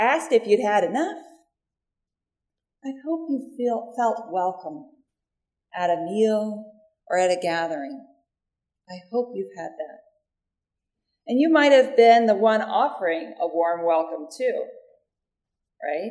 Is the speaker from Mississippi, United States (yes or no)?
yes; Mississippi, United States; I grew up unchurched in Mississippi until I was a tween